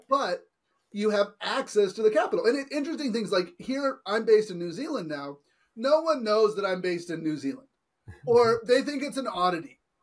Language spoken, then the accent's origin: English; California, United States; I grew up in California